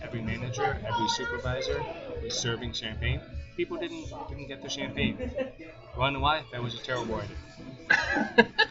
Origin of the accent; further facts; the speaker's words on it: Guelph, Ontario, Canada; I'm originally from Guelph